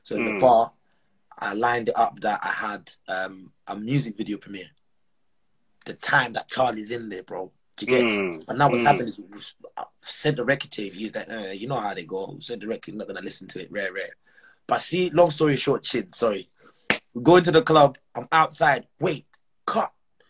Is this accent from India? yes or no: no; Zimbabwe; also born or lived in Malawi; now in Edinburgh, United Kingdom; Growing up in Zim